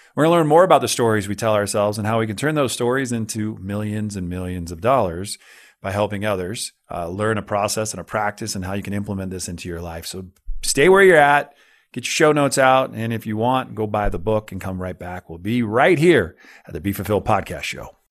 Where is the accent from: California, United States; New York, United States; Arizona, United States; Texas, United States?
California, United States; I grew up, I grew up in California right on the San Andreas Fault. I was in Santa Cruz during the big one